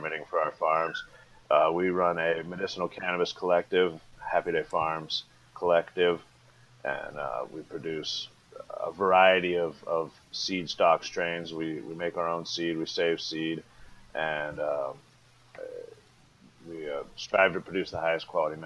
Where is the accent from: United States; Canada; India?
United States; Laytonville, California; I live on Bell Springs Road, which is about 10 miles north of Laytonville, Give or take as the crow flies, 5, maybe 8 miles south of the Humboldt County border, northern Mendocino. My folks are old school back to the landers, so they moved out of the Bay Area. Pops bought the land in 75. They moved up in 1982. They moved up in May. I was born in September.